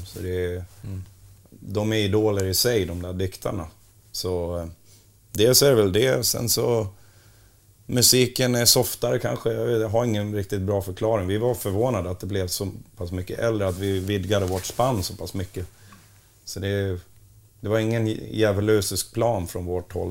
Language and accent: Swedish; Borlänge, Dalarna County, Sweden; jag kommer ju från Borlänge och inte Bronx